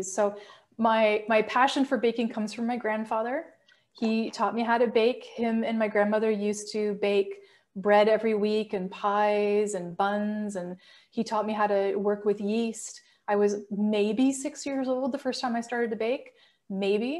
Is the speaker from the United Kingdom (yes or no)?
no; Canada; my favorite part about being Canadian